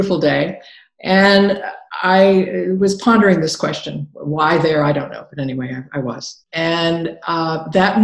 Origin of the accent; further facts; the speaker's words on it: Ohio, United States; moved away as an adult; also born or lived in New York City / Paris / Brittany; now in France; I was born and raised in Ohio.